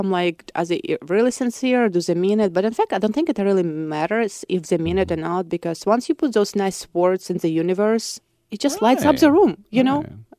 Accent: Voronezh, Voronezh Oblast, Russia; English is a second language; So like if I speak in Russian, people would understand that I'm from Voronezh probably, like other Russian people.

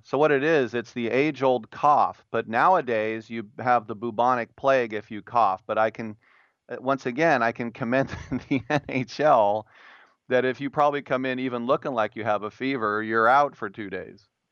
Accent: California, United States; my home state

